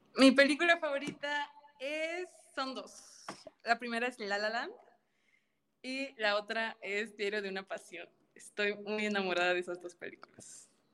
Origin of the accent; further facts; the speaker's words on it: Tampico, Tamaulipas, Mexico; Soy originaria de Tampico, Tamaulipas